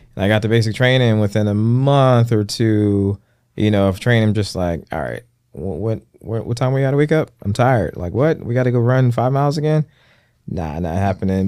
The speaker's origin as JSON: {"language": "English", "region": "North Carolina", "country": "United States", "tie": "born or raised there", "moved": "yes", "said": "I'm from, I was raised in North Carolina"}